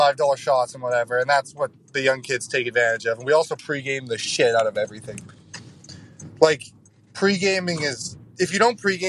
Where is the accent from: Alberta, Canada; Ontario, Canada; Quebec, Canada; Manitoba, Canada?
Alberta, Canada; Calgary; I'm not from Edmonton, I'm from Calgary.